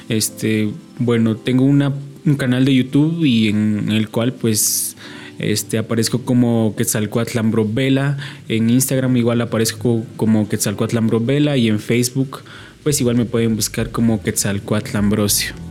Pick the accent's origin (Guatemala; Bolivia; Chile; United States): Guatemala; Comitancillo, San Marcos; soy de acá de Comitancio San Marcos.